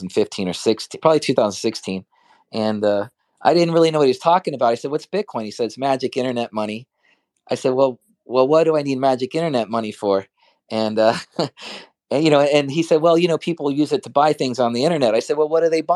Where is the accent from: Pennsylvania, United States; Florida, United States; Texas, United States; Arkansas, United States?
Florida, United States; moved away as an adult; now in New York, United States; I was born in the United States. My father's from Mexico. My mother and her side of family are American. I grew up in Florida, and I moved to New York in 1999